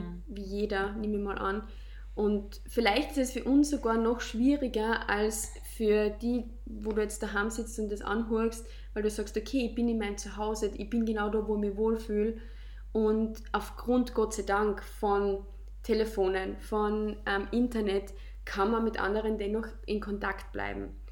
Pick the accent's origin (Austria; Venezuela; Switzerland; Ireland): Austria; in unsere Heimat